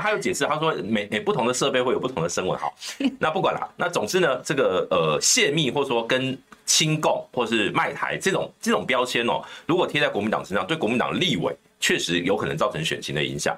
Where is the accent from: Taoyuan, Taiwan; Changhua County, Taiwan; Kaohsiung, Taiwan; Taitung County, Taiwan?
Taoyuan, Taiwan; Bade; 我的故乡桃园巴德